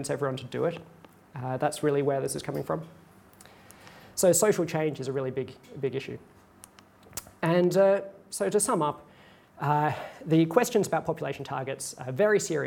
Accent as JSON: {"language": "English", "country": "Australia", "said": "I'm an Australian"}